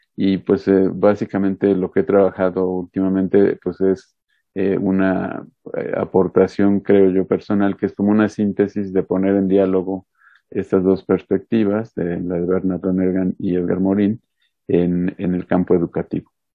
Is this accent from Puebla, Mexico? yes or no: yes; Puebla, Mexico; soy poblano, me gusta decir el mal chiste de que soy poblano pero no ejerzo, eh, porque pues los poblanos tenemos cierta fama a nivel nacional, no muy buena en algunas cosas, este, nací en Puebla